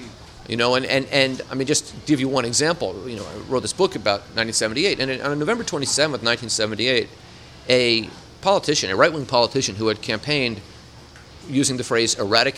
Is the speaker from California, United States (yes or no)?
yes; San Francisco, California, United States; born or raised there; also born or lived in New York City